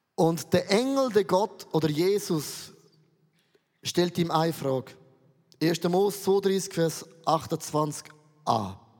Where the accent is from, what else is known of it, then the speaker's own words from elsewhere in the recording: Switzerland; Ich komme aus dem Rheintal